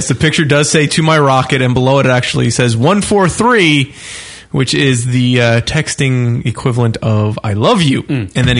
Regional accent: Canada; I'm a Canadian Chippendale.

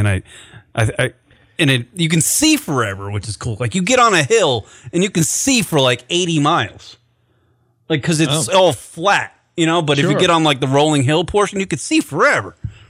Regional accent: Long Island, New York, United States; I was born and raised on Long Island and was by New York City all my life

